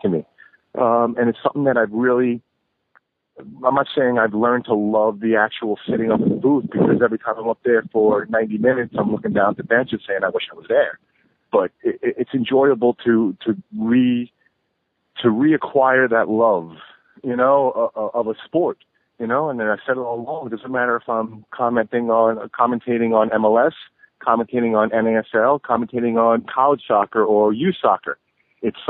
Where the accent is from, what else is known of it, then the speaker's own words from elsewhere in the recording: New York, United States; my hometown